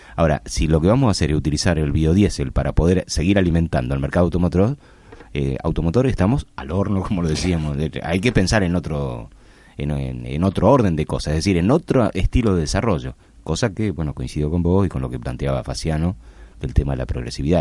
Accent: Argentina; Nosotros somos, el, Argentina

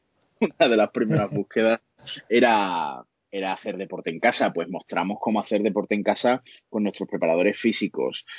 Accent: Andalusia, Spain; somos andaluces

